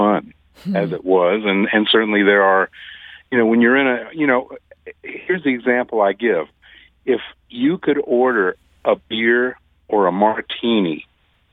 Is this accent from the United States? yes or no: yes; Deep South, United States; now in St. Louis, United States; I was from the Deep South